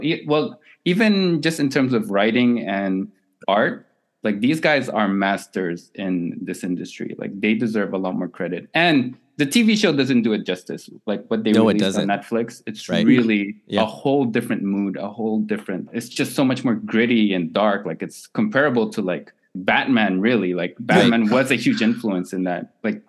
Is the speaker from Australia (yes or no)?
no; Philippines; now in Canada; And that is more relevant to me as a Filipino in Canada, right?